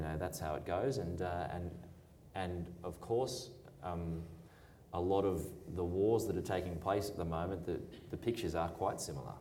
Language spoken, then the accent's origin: English; Australia; where are you from? And I said, Australia.